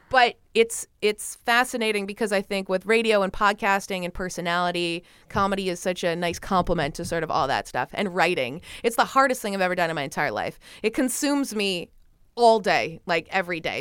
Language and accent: English; Canada; in Canada, my home country